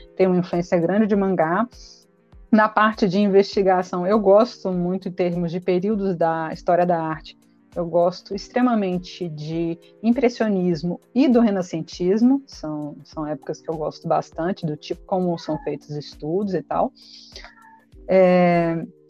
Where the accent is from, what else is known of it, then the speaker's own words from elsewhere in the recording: Belo Horizonte, Minas Gerais, Brazil; aqui em BH, de onde eu sou